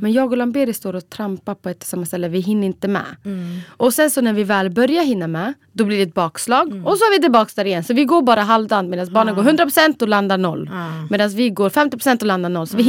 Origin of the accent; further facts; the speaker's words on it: Borlänge, Dalarna County, Sweden; moved away as an adult; also born or lived in Borås; now in Stockholm, Sweden; Egentligen var jag från Borlänge men ja, jag har bott lite överallt för att jag studerat